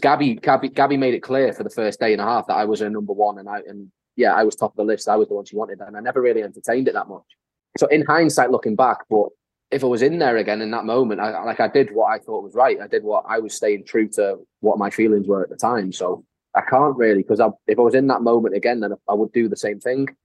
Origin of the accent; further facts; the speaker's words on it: North Wales, United Kingdom; accent: North Walian; I'm from North Wales. Like I've lived my whole life in Wales.